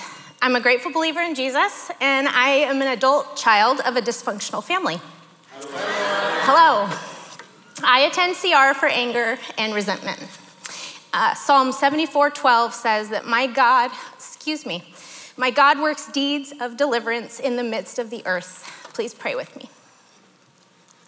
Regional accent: Northern California, United States; I grew up in Northern California

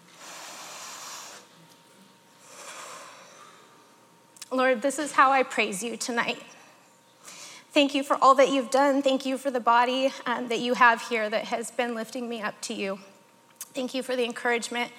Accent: Northern California, United States; I grew up in Northern California

